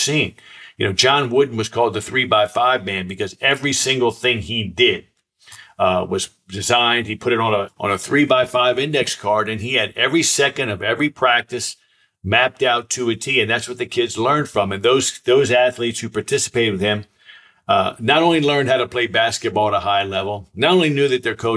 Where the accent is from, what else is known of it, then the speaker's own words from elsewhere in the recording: Silver Spring, Maryland, United States; when I was a boy, I grew up right outside Washington, D.C., and I went to the Silver Spring Boys Club where I grew up